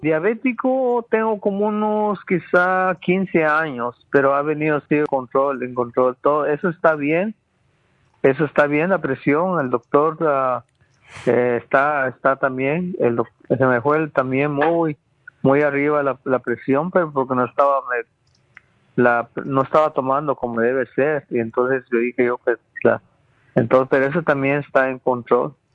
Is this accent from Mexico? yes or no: no; Guatemala; moved away; yo nací en Guatemala, donde, en el campo